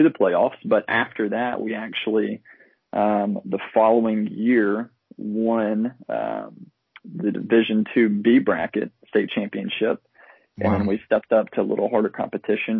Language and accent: English; South Alabama, United States; I grew up in South Alabama. I've lived in Alabama my whole life